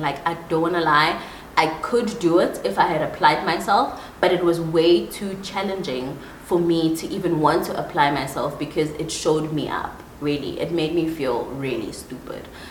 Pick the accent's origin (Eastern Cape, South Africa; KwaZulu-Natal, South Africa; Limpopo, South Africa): KwaZulu-Natal, South Africa; Empangeni; also born or lived in Pretoria, South Africa / Johannesburg, South Africa; now in Nairobi, Kenya; Then we moved to KwaZulu Natal as a family, and I spent the rest of my teenage years, my young, like preteen and teenage years, in Empangeni, a very small town on the coast of um, KwaZulu Natal.